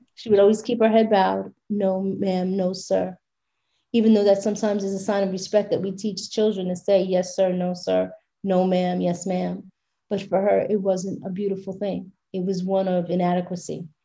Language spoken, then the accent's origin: English; New York City, New York, United States; my hometown of brooklyn new york